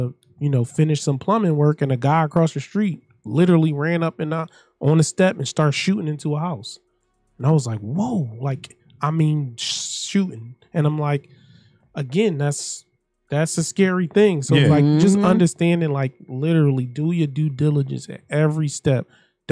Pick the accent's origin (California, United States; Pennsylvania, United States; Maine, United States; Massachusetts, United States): Pennsylvania, United States; Philadelphia; I grew up in South Philadelphia